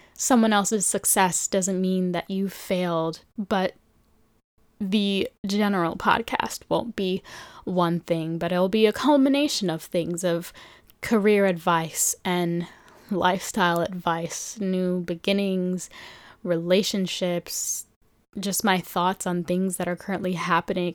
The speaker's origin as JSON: {"language": "English", "town": "New York City", "region": "New York", "country": "United States", "tie": "born or raised there", "also_born_or_lived": "Philadelphia", "said": "born and raised in New York City"}